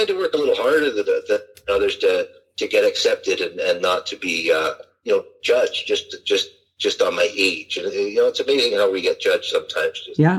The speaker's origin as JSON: {"language": "English", "town": "Richmond Hill", "region": "Ontario", "country": "Canada", "tie": "born or raised there", "also_born_or_lived": "Ottawa", "said": "So really those 2 years I went to Ottawa were the only time I was away from Richmond Hill."}